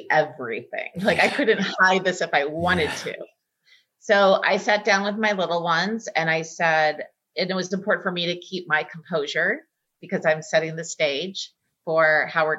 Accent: Texas, United States; moved away; I'm from Texas

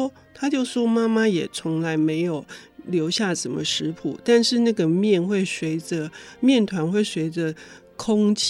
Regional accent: Taiwan; 就我们我们台湾人喝。

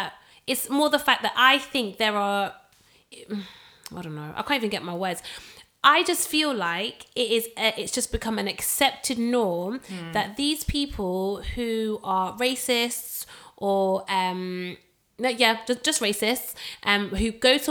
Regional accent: Manchester, North West England, United Kingdom; I grew up in Manchester

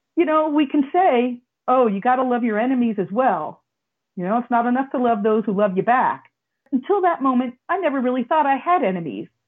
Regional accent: United States; I'm an American

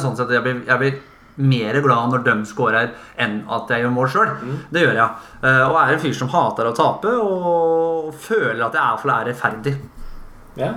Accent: Fredrikstad, Østfold, Norway; jeg er fra Kråkerøy. Jeg er jo Kråkerøy-gutt og født og oppvokst i båt

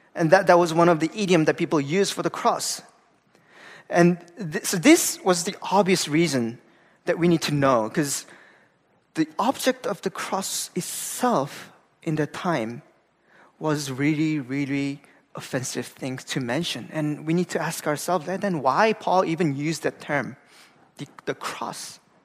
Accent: Gangwon, South Korea; moved away; I'm from Korea. Uh, I grew up in a very small town uh, in the East Coast, uh, where it's a province called like Gangwon-do

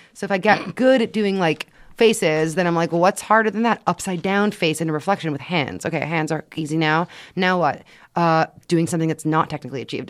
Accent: Quebec, Canada; moved away; also born or lived in United States; the images that we grew up in, in Quebec especially

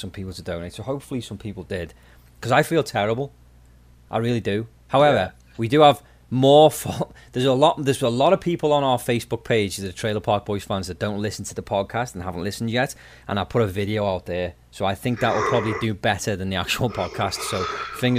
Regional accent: England, United Kingdom; now in Nova Scotia, Canada; I'm from England

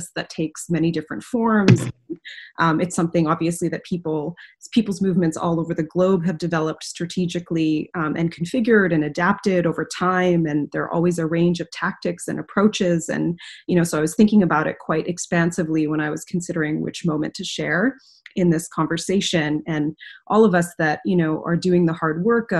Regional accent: Western Canada, Canada; now in Philadelphia, United States; where I grew up back home in Canada, in Western Canada

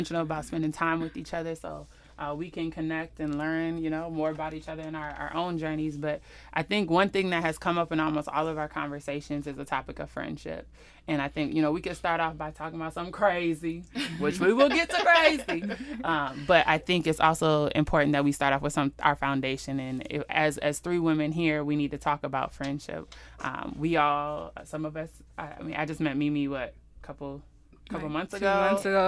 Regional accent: Minneapolis, Minnesota, United States; moved away as an adult; now in Las Vegas, United States; I'm from Minneapolis, Minnesota. I moved to Las Vegas about 3 years

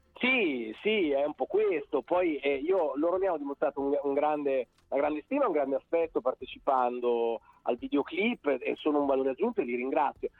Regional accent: Bologna, Emilia-Romagna, Italy; io sono di Bologna ma Roma è la mia seconda casa

